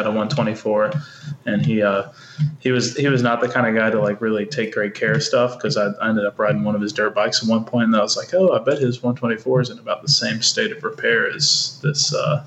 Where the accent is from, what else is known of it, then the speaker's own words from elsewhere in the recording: Birmingham, Alabama, United States; I'm from Birmingham, Alabama